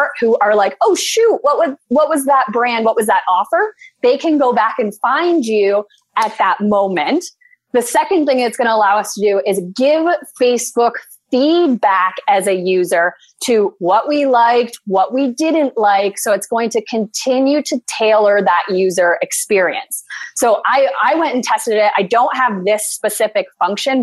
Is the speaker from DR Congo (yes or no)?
no; Canada; I'm a Canadian